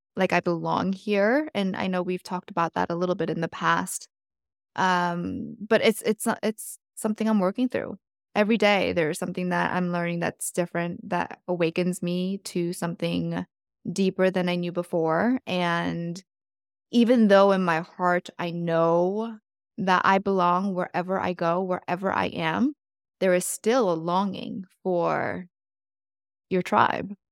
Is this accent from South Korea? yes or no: yes; South Korea; moved away; I was born in South Korea